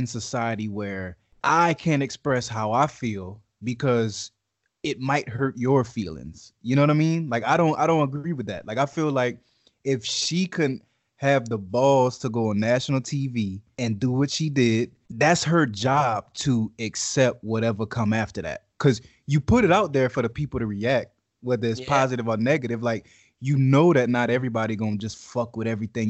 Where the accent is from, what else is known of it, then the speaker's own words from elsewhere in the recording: Lafayette, United States; moved away as an adult; I grew up in Lafayette my entire life. Born in Lafayette, was there up until I was 23.